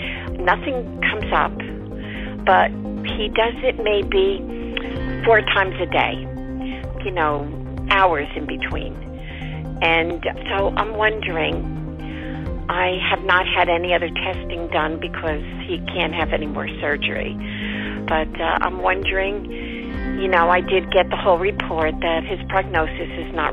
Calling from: New Jersey, United States; I'm from New Jersey.

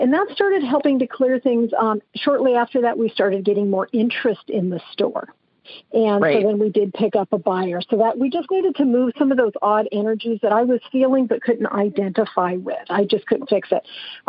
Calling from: San Andreas, California, United States; I'm calling from San Andreas, California.

